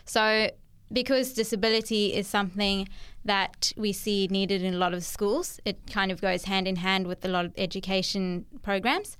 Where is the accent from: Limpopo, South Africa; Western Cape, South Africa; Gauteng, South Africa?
Western Cape, South Africa; Cape Town; moved away as an adult; also born or lived in Durban, South Africa / Australia; now in Central Coast, New South Wales, Australia; I was born in Cape Town, South Africa.